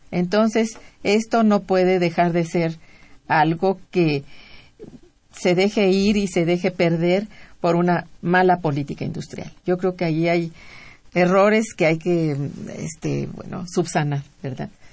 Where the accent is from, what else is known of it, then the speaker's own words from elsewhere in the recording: Mexico; nos agobia como mexicanos